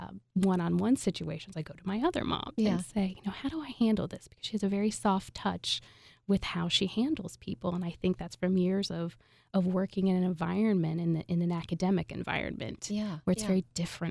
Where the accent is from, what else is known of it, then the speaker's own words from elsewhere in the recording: Indiana, United States; also born or lived in San Francisco / Atlanta; now in Philadelphia, United States; Hoosier through and through.